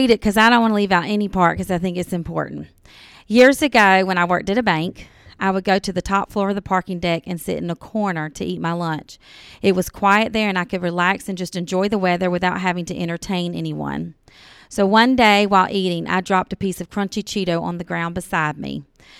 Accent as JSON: {"language": "English", "region": "Virginia", "country": "United States", "tie": "born or raised there", "lives_now": "Georgia, United States", "said": "I grew up in Virginia, and the only reason that I came to Georgia was because we were homeless and my dad, you know, lived here."}